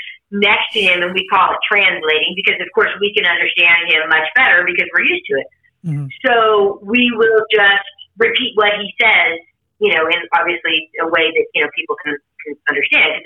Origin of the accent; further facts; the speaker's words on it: Sacramento, California, United States; moved away as an adult; now in Lake Tahoe area, United States; I'm in the Tahoe area right now, but I grew up in Sacramento, and my mom and brother are still there